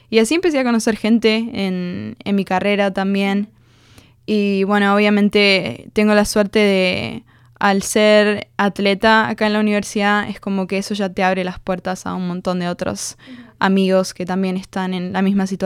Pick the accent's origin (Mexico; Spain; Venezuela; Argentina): Argentina; also born or lived in United States; yo en realidad nací en Estados Unidos porque mis papás estaban haciendo un máster's.